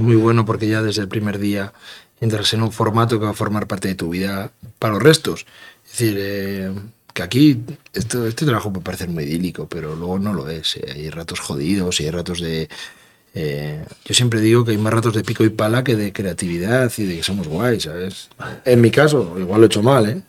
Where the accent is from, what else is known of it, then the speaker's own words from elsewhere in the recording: Castroverde de Campos, Castile and León, Spain; voy a situar mi pueblo donde yo quiero